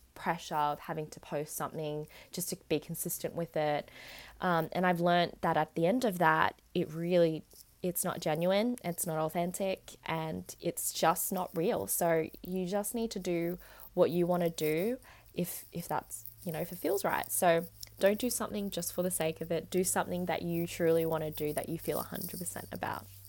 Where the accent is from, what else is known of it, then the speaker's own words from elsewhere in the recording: Australia; also born or lived in Vietnam; I definitely am more Australian